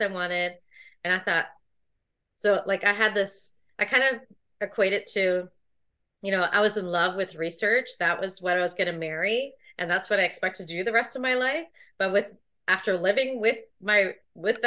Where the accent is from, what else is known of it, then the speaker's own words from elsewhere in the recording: Toronto, Ontario, Canada; I was born in Toronto, Ontario